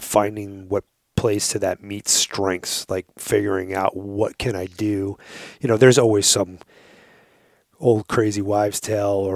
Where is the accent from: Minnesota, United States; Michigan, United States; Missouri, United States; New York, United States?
New York, United States; Long Island; I grew up on Long Island